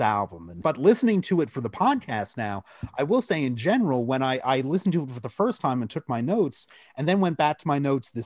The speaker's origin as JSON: {"language": "English", "region": "New Jersey", "country": "United States", "tie": "born or raised there", "also_born_or_lived": "Boston", "said": "growing up in New Jersey"}